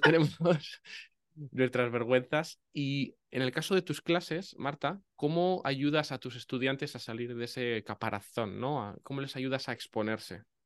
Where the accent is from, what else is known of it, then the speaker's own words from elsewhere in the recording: northern Spain, Spain; eso también lo decimos en el norte